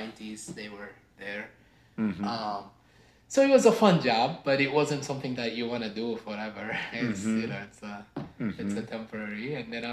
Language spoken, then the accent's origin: English; Sudan; English is a second language; moved away as an adult; now in United States; I originally come from north, you could say northeast Africa, from Sudan. And I was born and raised there. I moved to the US when I was 18